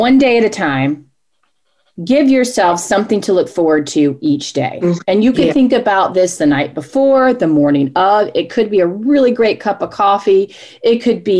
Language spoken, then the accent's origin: English; Charlotte, North Carolina, United States; Born and raised in Charlotte, North Carolina. I'm a Charlotte native